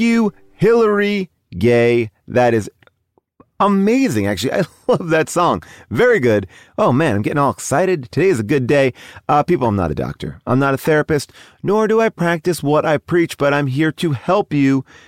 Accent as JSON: {"language": "English", "region": "New York", "country": "United States", "moved": "yes", "lives_now": "Los Angeles, United States", "said": "I'm a New Yorker"}